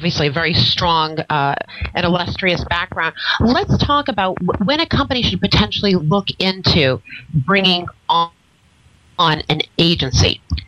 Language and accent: English; Boston, Massachusetts, United States; now in Florida, United States; if I was speaking to you from where I originated, we probably wouldn't be talking nicely. I'm from Boston. I'm a very proud Bostonian.